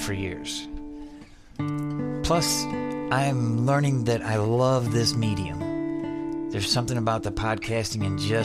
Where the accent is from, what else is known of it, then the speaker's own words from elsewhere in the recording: Adrian, Michigan, United States; now in Austin, United States; My hometown is Adrian, Michigan